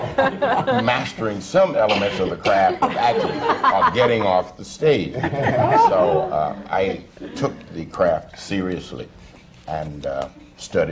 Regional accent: the South, United States; accent: Southern; moved away as an adult; also born or lived in Washington, D.C. / New York; I grew up in a very small southern town

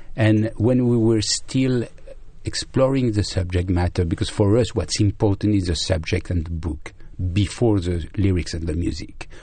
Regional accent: Brittany, France; I was born in Brittany, in the west of France, where there is a strong Celtic culture

